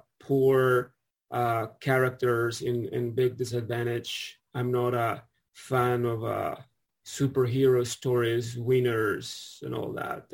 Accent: Mexico City, Mexico; I was born in Mexico City

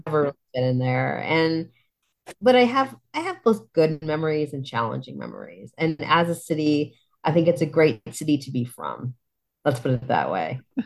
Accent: Poway, California, United States; moved away as an adult; also born or lived in San Diego / Bay Area; I grew up in Poway, which is way the heck out there

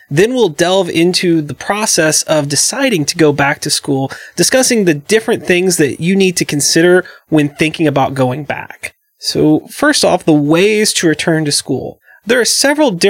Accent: the South, United States; growing up in the South

